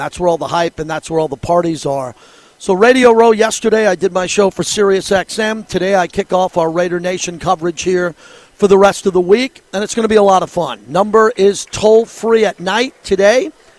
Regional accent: Philadelphia, Pennsylvania, United States; moved away; one that I grew up hating in Philadelphia

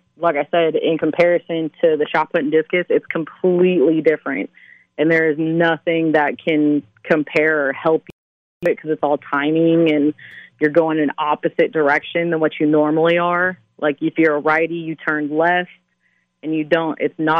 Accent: Las Vegas, Nevada, United States; growing up in Vegas

